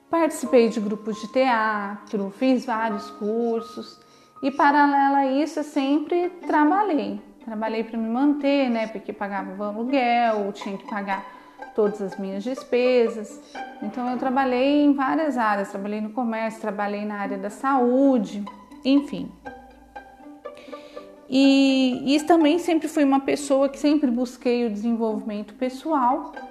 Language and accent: Portuguese; Franca, São Paulo, Brazil; born there; Nasci aqui em Franca também.